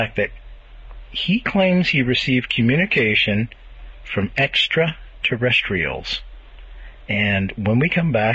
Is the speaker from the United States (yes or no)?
no; Montreal, Quebec, Canada; moved away; my hometown of Montreal